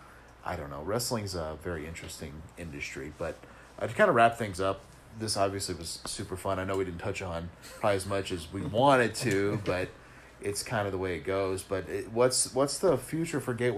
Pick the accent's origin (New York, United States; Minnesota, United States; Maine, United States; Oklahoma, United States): Oklahoma, United States; Sand Springs; my hometown of Sand Springs